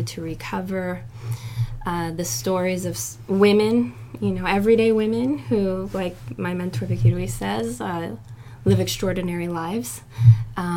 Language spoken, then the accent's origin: English; Los Angeles, California, United States; I was born and raised in Los Angeles, in a small little neighborhood called Silver Lake